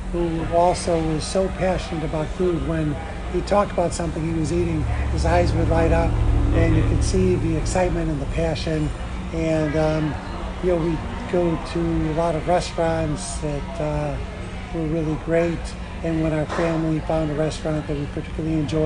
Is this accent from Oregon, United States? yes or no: no; Chicago, Illinois, United States; I grew up in Chicago